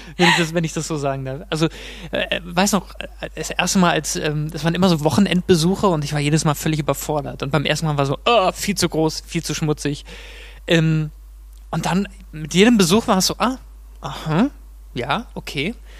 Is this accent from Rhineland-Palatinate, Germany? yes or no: yes; Mainz, Rhineland-Palatinate, Germany; moved away as an adult; also born or lived in Munich; wie in Mainz, wie in meiner Heimat